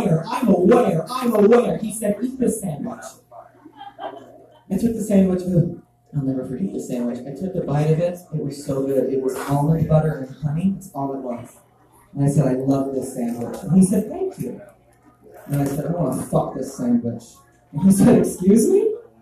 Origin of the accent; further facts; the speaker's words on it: Texas, United States; I grew up in Texas